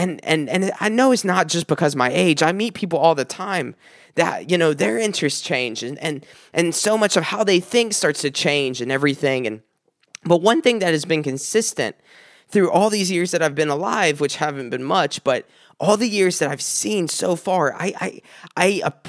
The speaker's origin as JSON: {"language": "English", "region": "South Carolina", "country": "United States", "said": "When I moved up here from South Carolina, it was right after an engagement to a woman that I was engaged to for many years."}